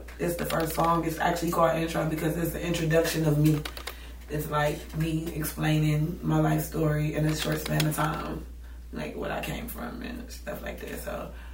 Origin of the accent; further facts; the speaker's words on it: Cleveland, Ohio, United States; I've been in Cleveland all my life. I'm from Cleveland